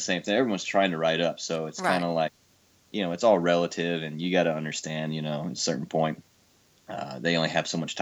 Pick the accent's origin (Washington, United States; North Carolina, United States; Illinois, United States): Illinois, United States; Belleville; moved away as an adult; now in Nashville, United States; I'm from a town called Belva, Illinois